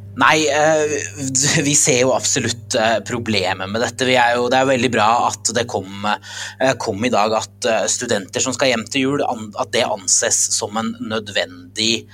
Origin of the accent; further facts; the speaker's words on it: Aurskog-Høland, Akershus, Norway; moved away; reiser hjem til Aurskog-Høland, der jeg er fra